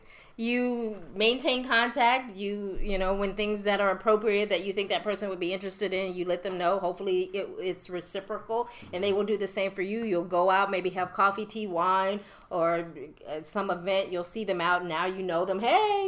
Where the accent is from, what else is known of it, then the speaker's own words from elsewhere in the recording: Bronx, New York, United States; Low, man, I'm from the Bronx.